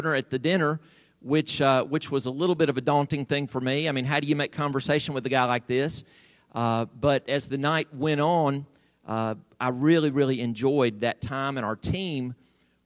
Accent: United States; I'm an American

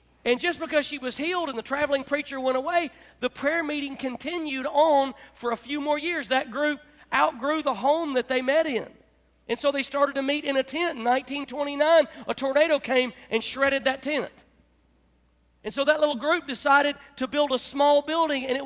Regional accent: Memphis, Tennessee, United States; moved away; also born or lived in Florida / Gulfport; I'm from Memphis

